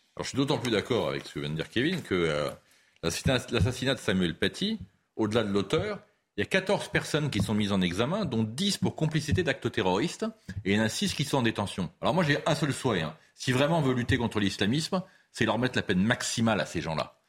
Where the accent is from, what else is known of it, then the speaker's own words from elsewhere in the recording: Paris, Île-de-France, France; je ne suis pas marseillais, moi je suis parisien